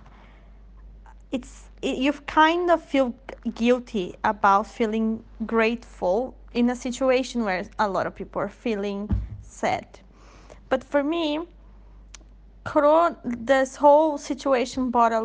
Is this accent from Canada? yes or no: no; Brazil; now in Sweden; from Brazil, living in Sweden